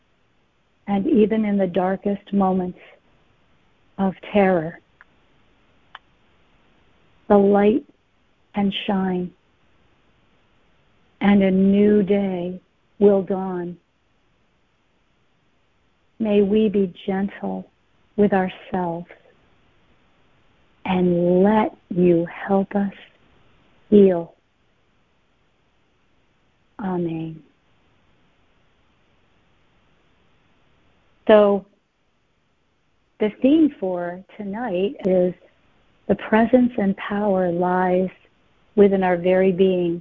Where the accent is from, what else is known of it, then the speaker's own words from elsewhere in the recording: Connecticut, United States; As a little girl growing up in Connecticut, we moved here when I was 7